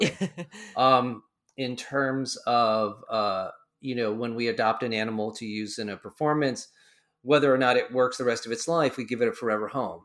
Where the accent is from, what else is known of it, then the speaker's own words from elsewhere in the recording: Central Connecticut, United States; I grew up here in Central Connecticut